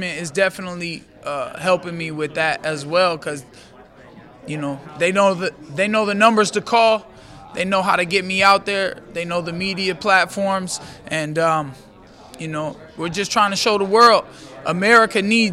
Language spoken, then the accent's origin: English; Orlando, Florida, United States; UFC Orlando at the Amway Center in my hometown